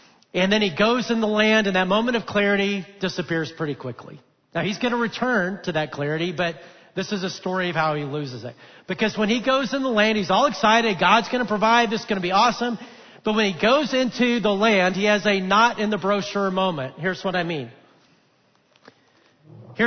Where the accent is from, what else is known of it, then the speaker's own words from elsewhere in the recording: Alabama, United States; now in Texas, United States; I'm a Texan now. I grew up in Alabama. I've always lived in the south.